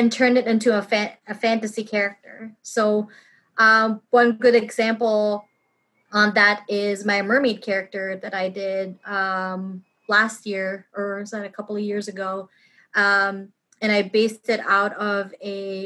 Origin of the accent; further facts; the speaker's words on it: Philippines; moved away; I grew up in the Philippines, and we have a lot of, like, American influence in our country